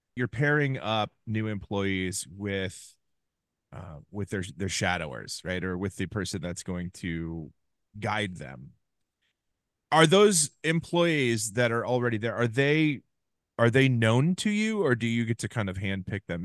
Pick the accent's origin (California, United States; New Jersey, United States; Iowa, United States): Iowa, United States; Ames; my hometown of Ames, Iowa